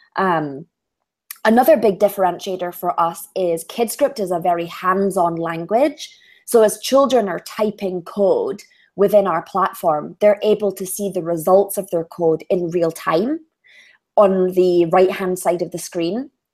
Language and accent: English; Edinburgh, Scotland, United Kingdom; accent: Scottish; I was born in Scotland, raised in Scotland